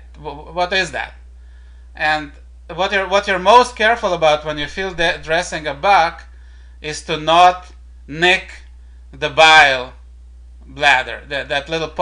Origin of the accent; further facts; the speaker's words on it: Israel; my home country of Israel